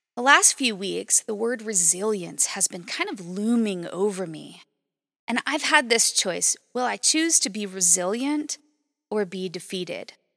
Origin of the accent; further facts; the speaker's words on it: Las Vegas, Nevada, United States; also born or lived in Fairbanks, Alaska; I grew up in Las Vegas, Nevada, which is straight up desert.